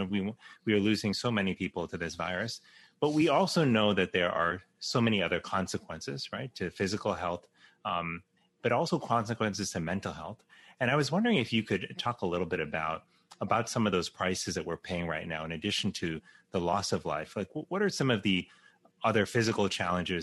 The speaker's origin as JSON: {"language": "English", "town": "Miami", "region": "Florida", "country": "United States", "tie": "born or raised there", "said": "I grew up in 1992 in Miami during Hurricane Andrew"}